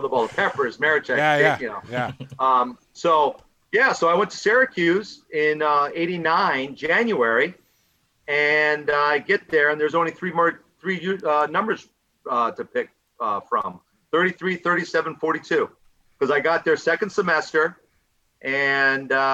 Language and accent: English; Victoria, British Columbia, Canada; growing up in Gordon Head, in Victoria.